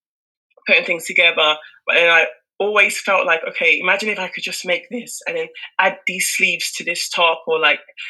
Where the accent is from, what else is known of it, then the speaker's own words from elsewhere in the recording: United Kingdom; I was born and raised in the UK